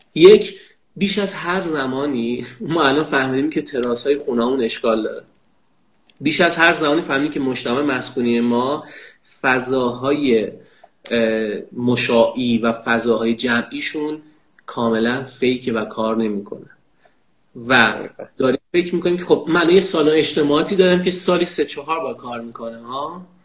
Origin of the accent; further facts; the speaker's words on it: Kerman, Kerman Province, Iran; در کودکیم که در کرمان زندگی میکنم